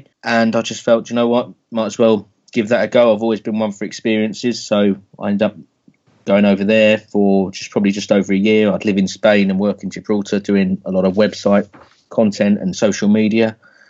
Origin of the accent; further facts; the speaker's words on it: Sussex, South East England, United Kingdom; moved away; I'm initially from Sussex